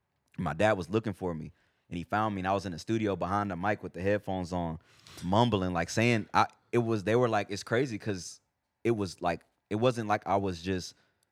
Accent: San Antonio, Texas, United States; also born or lived in Houston; I grew up in San Antonio and Houston.

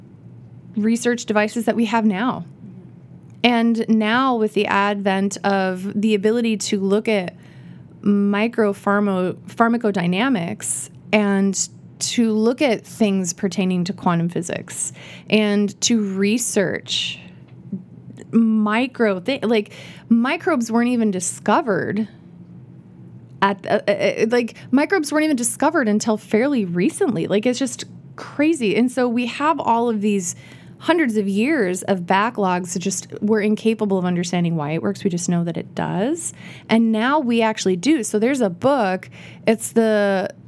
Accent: Iowa, United States; moved away; I grew up in Iowa

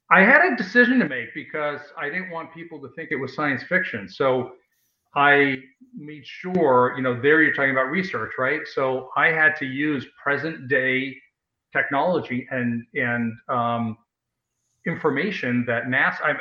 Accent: New York, United States; I was born and raised in New York.

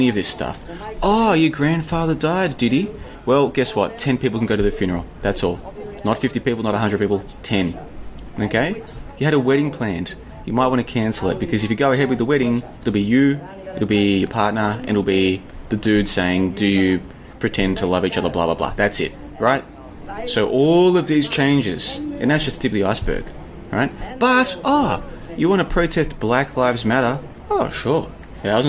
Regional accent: Melbourne, Victoria, Australia; moved away as an adult; now in Kuala Lumpur, Malaysia; I'm originally from Melbourne, which is the second largest, which is in the southern part.

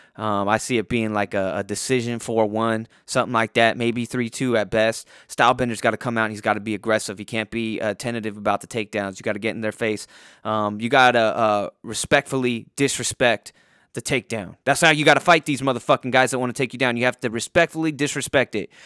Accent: Poway, California, United States; my hometown of Poway

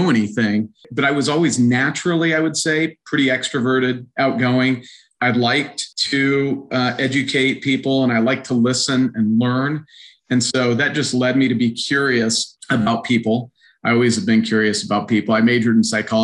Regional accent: Reno, Nevada, United States; moved away as an adult; now in Omaha, United States; I grew up in Reno, Nevada

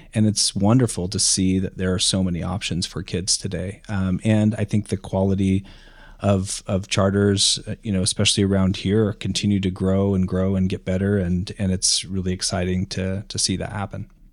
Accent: rural Idaho, United States; I grew up in rural Idaho

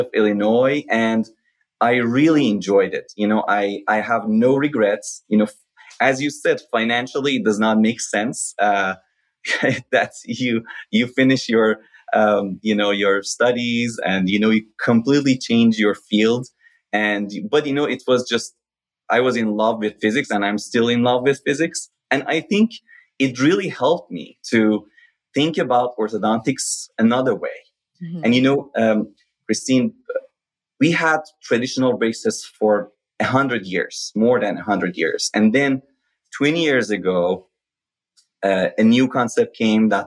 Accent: Shiraz, Fars, Iran; moved away as an adult; now in United States; School of Dentistry in my hometown, Shiraz

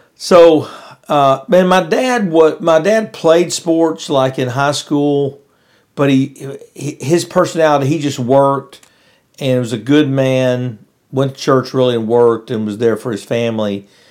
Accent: West Monroe, Louisiana, United States; I was up in West Monroe, Louisiana.

